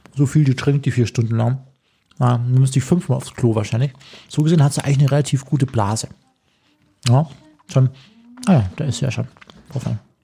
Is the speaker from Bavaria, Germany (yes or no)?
yes; Chiemgau, Bavaria, Germany; in den äh, schönen Chiemgau, in meine Heimat